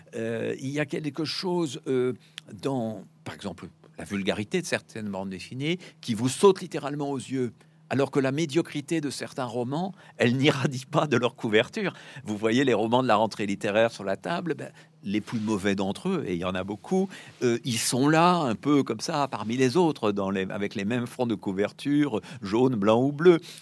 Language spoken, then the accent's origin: French; France; moved away; also born or lived in Brussels; je suis français